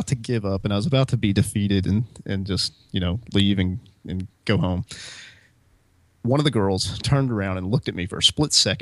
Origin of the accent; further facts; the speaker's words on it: Alabama, United States; moved away as an adult; also born or lived in Hawaii / Orlando; I grew up in Alabama